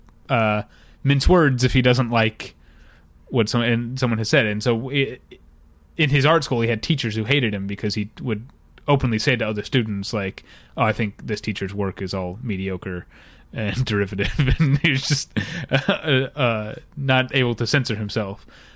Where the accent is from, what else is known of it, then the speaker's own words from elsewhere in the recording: United States; I'm American.